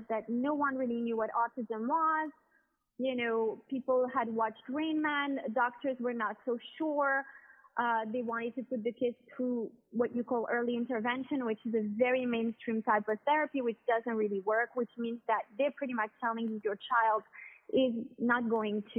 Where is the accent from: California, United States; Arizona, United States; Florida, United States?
Florida, United States; Miami; moved away as an adult; also born or lived in France / New York, United States; now in Monaco; born in the United States and grew up in Miami, but lived part of my life in France, which is where my parents are from